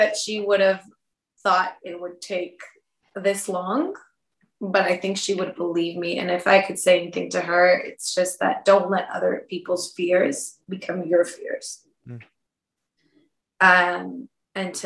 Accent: San Diego, California, United States; moved away; also born or lived in Mexico; growing up in San Diego

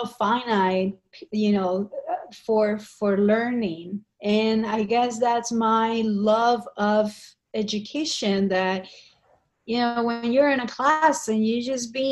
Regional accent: Colombia; moved away as an adult; now in New York City, United States; I grew up in Colombia

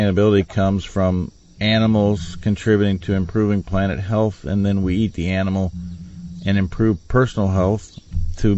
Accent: Nebraska, United States; my home state of Nebraska

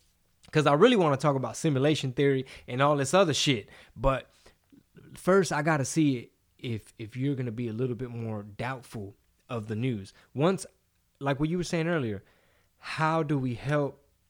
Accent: Scranton, Pennsylvania, United States; I'm from Scranton. I'm growing up in Scranton.

